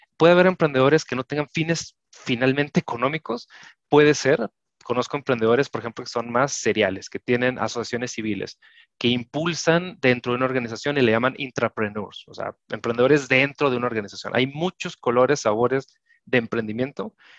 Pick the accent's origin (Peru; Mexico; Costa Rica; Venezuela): Mexico; nosotros somos de México